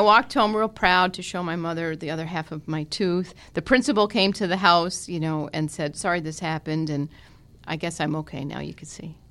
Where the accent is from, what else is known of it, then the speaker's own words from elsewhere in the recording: Scranton, Pennsylvania, United States; I was born at Mercy Hospital in Scranton, and my parents uh, brought me home to their home where they still live in South Scranton